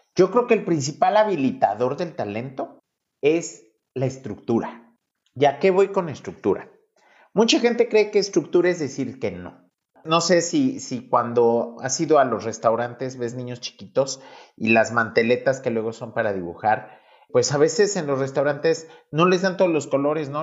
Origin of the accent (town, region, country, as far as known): Mexico